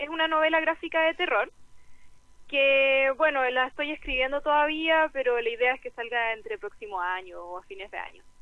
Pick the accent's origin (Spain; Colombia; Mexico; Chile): Chile; porque tenemos muy buenos ilustradores aquí en Chile, muy buenos.